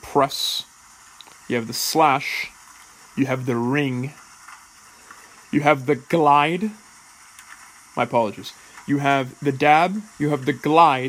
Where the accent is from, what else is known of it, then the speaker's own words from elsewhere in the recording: Bay Area, California, United States; moved away as an adult; also born or lived in England; I finished growing up in England, not in the Bay Area.